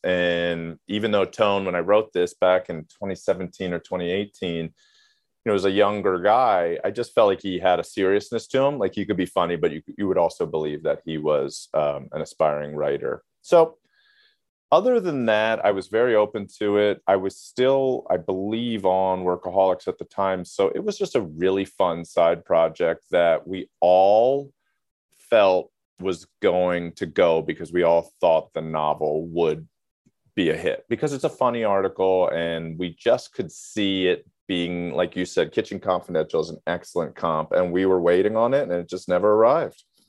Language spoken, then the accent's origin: English; Maryland, United States; I grew up in Maryland